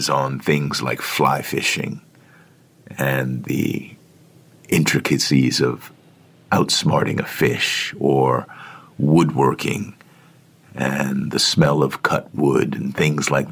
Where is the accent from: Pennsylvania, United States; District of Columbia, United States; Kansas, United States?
District of Columbia, United States; Washington; Washington, D.C., which is my hometown